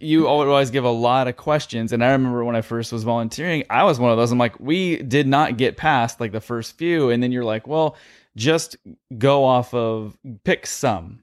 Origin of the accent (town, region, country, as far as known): California, United States; born or raised there